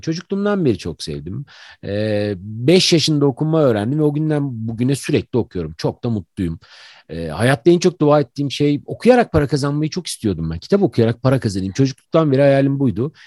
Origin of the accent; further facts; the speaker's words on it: Ankara, Turkey; biz işte Ankaralılar